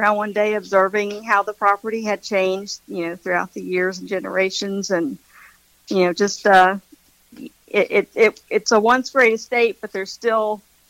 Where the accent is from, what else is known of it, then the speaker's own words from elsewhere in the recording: Tallahassee, Florida, United States; Yes, I am born and raised in Tallahassee. So I moved away for 4 years to go to college in Gainesville, University of Florida, and then moved back to Tallahassee.